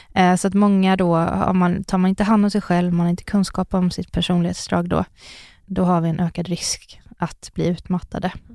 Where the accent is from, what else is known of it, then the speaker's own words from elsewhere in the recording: Sunne, Värmland, Sweden; jag växte upp i Sunne i Värmland.